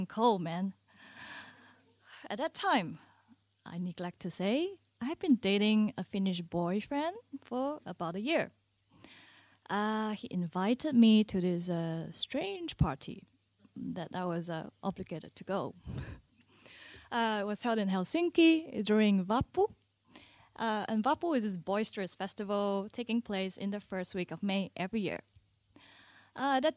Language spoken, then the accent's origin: English; Singapore; moved away as an adult; also born or lived in Finland; I grew up in Singapore, a country just 1 degree